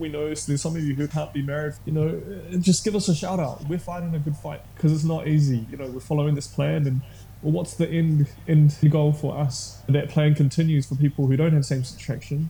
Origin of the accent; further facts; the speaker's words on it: Tauranga, Bay of Plenty, New Zealand; I grew up in Tauranga, and that's where I spent most of my years